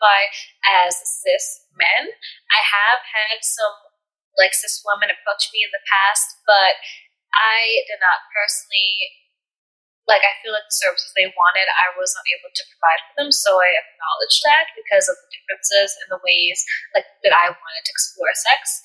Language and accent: English; United States; I was born and raised in America